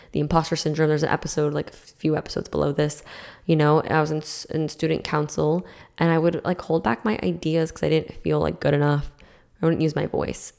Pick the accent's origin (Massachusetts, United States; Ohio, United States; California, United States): Massachusetts, United States; now in Florida, United States; So I grew up in Massachusetts